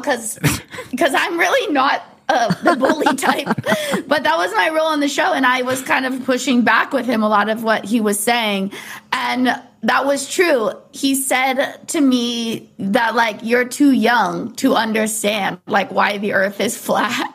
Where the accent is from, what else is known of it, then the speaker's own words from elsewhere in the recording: Orange County, California, United States; I grew up in Orange County little surf kid